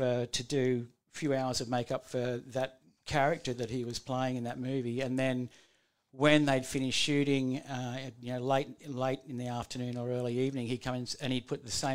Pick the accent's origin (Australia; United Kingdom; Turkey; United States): Australia; Kurrajong, New South Wales; I was born in Currajong